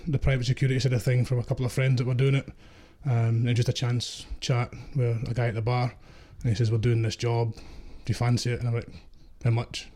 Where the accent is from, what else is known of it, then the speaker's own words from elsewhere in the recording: Ayrshire, Scotland, United Kingdom; I'm from Ayrshire